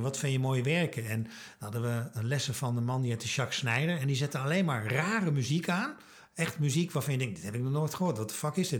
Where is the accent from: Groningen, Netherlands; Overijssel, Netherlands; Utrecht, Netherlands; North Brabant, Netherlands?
Overijssel, Netherlands; Twente; ik kom uit Twente, conservatief